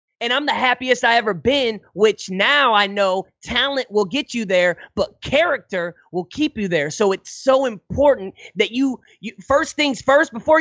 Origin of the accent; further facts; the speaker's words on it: Hazelwood, Missouri, United States; I'm from Hazelwood, North County, St. Louis. I'm Hazelwood, not Hollywood